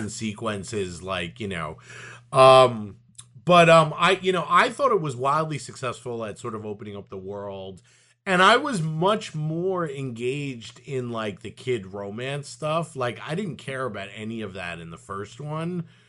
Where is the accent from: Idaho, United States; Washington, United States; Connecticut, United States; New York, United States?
New York, United States; New York City; growing up in Brooklyn